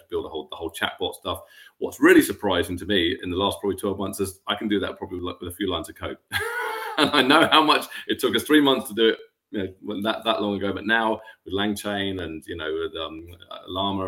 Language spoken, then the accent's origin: English; England, United Kingdom; I'm from England